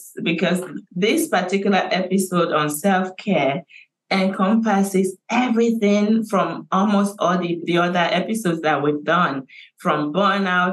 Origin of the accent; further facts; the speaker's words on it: Nigeria; now in Canada; I have started working on a huge international dementia awareness campaign in my home country of Nigeria